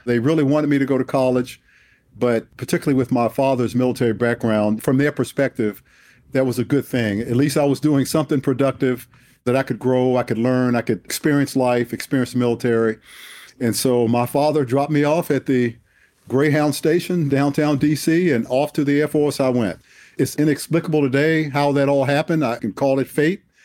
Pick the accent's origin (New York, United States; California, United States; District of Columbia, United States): District of Columbia, United States; Washington; moved away; I was born and raised in Southeast Washington, D C, in the inner city